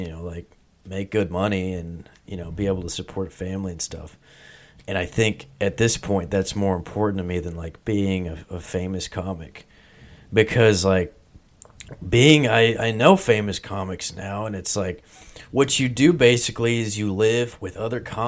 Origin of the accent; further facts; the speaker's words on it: Peaster, Texas, United States; I was from Peaster, Texas